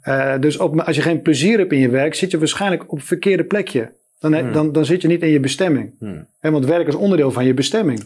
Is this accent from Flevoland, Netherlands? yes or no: no; Spakenburg, Utrecht, Netherlands; moved away as an adult; also born or lived in Amsterdam; ik ben geboren in Spakenburg. Dat is een ondernemend dorp.